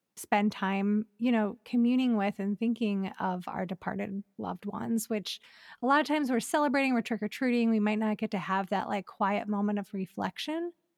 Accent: Elyria, Ohio, United States; moved away as an adult; now in Los Angeles, United States; growing up in Ohio

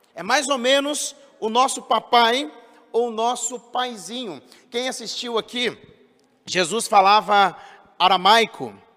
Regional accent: São José dos Campos, São Paulo, Brazil; quando eu era criança lá em São José dos Campos, a escola a qual eu estudava

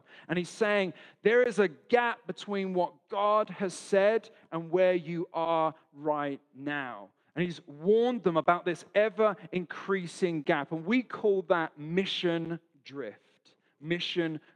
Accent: London, United Kingdom; now in Australia; So I'm from London, not from Australia.

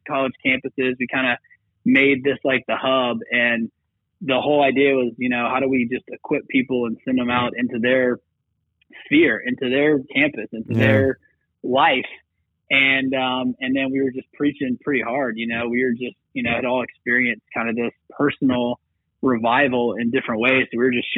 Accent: Atlanta, Georgia, United States; I grew up here in Atlanta, and kind of grew up in the church

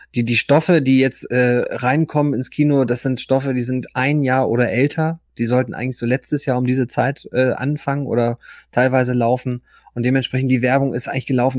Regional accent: Germany

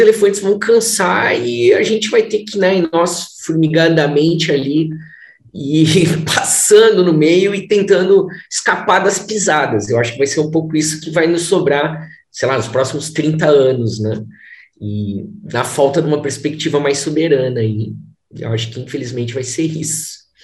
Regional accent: Brazil; como brasileiros

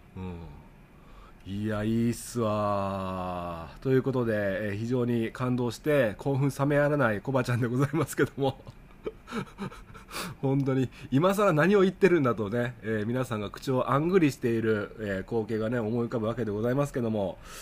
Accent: Okayama, Japan; 僕の地元、岡山

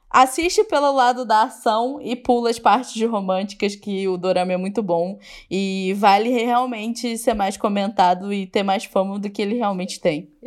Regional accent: Brazil; a gente, como brasileiros, a gente acha que só nosso país é super corrupto, né?

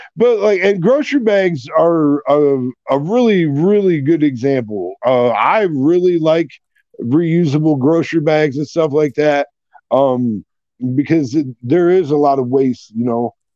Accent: Iowa, United States; growing up in Iowa

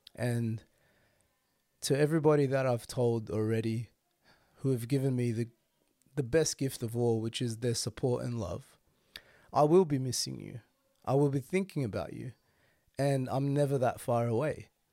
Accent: Sydney, New South Wales, Australia; Being born and bred in Sydney and raised in Sydney, this is my life

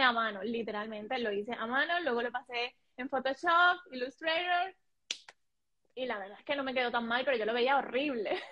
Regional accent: Colombia; moved away as an adult; now in Spain; yo soy colombiano, pero recientemente también soy española. Vivo en España hace, sí, vivo en España hace seis años

